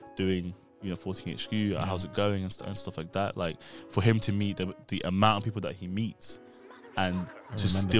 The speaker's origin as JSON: {"language": "English", "region": "London", "country": "United Kingdom", "also_born_or_lived": "Sudan", "said": "we're in West London right now. I'm from West London. I live in Acton."}